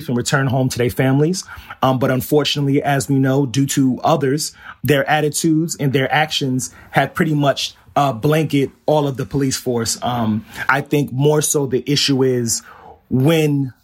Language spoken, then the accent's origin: English; New York City, New York, United States; also born or lived in Howard Beach, Queens; I grew up in Flushing. I'm in Pominock Houses